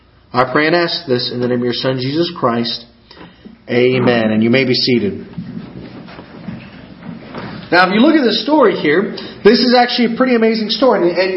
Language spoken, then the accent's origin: English; Argentina; also born or lived in Kankakee, Illinois, United States; So I'm originally from up north. I was born in Bourbonnais or Kankakee, Illinois. That's where I was originally born, and as your pastor mentioned, I actually grew up on the mission field in the country of Argentina.